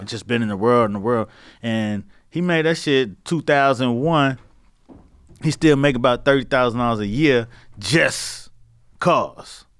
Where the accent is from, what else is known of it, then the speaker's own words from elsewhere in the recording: Miami, Florida, United States; I'm from Miami